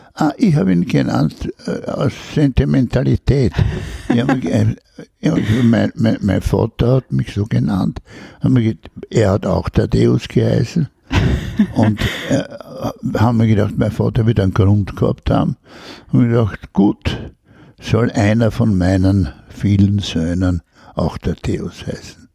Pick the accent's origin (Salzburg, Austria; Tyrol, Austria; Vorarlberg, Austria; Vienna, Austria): Vienna, Austria; also born or lived in Spital am Pyhrn, Upper Austria / Admont, Styria; man bleibt Wiener